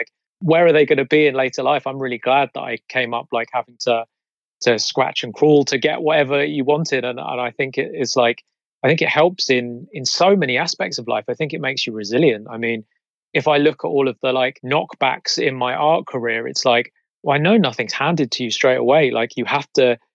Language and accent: English; Croydon, London, United Kingdom; I grew up in South Croydon in a little area called Purley.